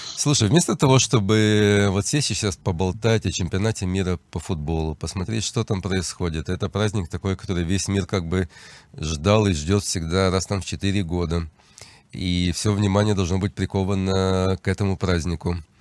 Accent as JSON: {"language": "Russian", "town": "Odesa", "region": "Odesa Oblast", "country": "Ukraine", "moved": "yes", "lives_now": "Israel", "said": "я сам выходец из Украины, с Одессы"}